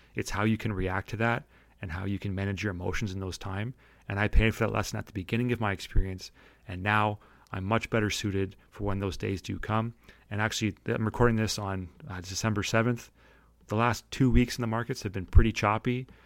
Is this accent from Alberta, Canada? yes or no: no; St. Catharines, Ontario, Canada; I'm from Saint Catharines